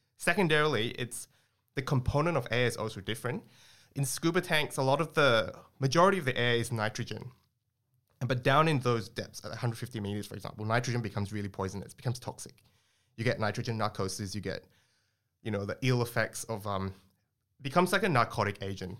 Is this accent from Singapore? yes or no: yes; Singapore; moved away as an adult; also born or lived in Australia; I grew up in Singapore before I moved to Australia to my undergrad